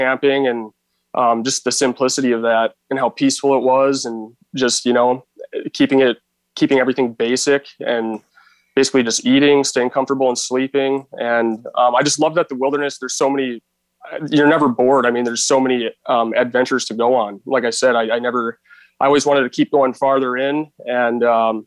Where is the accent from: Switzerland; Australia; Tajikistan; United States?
United States; Brainerd, Minnesota; also born or lived in Duluth, Minnesota; we moved to a town, Brainerd, Minnesota. So that's kind of where I grew up